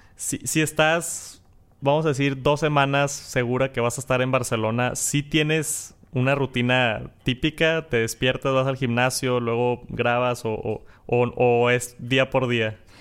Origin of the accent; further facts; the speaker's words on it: Monterrey, Nuevo León, Mexico; accent: norteño, regio; Yo tengo el acento norteño, regio, acá del, del norte del país